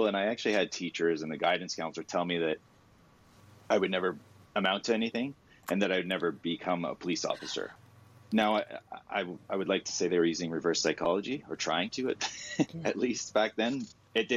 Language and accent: English; Ottawa, Ontario, Canada; I grew up in Bayshore